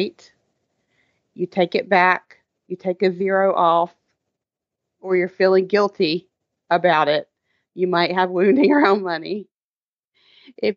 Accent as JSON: {"language": "English", "region": "the South", "country": "United States", "tie": "born or raised there", "said": "I grew up in the South"}